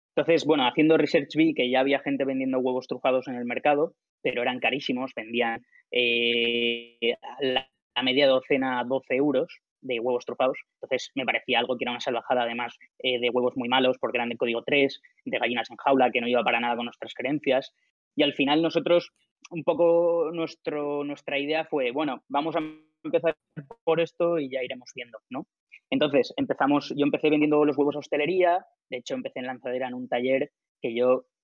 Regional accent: Alicante, Valencian Community, Spain; soy de Alicante, estaba en un piso compartido en Valencia con mis colegas

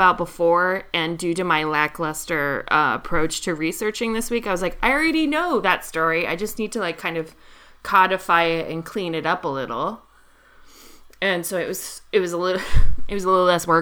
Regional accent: Florida, United States; I grew up in Florida

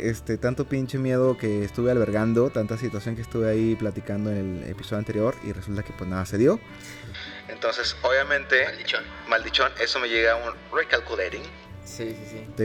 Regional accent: Coahuila, Mexico; born there; yo nací en Coahuila, pero mi credencial viene de, otra entidad.

